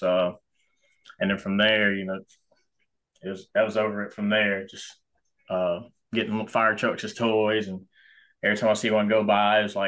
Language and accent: English; Anderson, South Carolina, United States; also born or lived in Georgia; I was born in Georgia, stayed there for maybe a year or two after I was born, but then moved, you know, to South Carolina